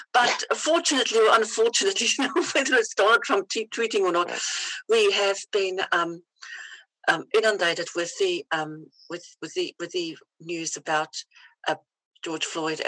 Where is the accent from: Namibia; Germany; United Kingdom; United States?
Namibia; born there; I was born in Namibia. It used to be called Southwest Africa. It used to be a German colonized little place next to South Africa.